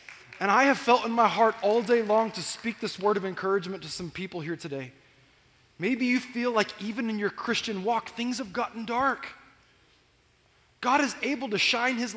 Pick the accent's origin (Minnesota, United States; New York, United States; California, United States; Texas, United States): California, United States; Corona; I grew up in Corona, and there was an old golf course on the other side of Corona in North Corona